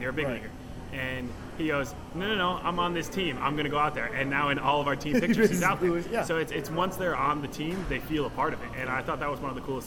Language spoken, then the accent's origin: English; Rhode Island, United States; also born or lived in Rochester, New York; I'm from Rhode Island